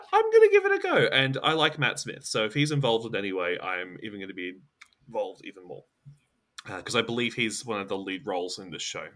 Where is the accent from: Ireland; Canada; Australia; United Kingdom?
Australia; I'm an Australian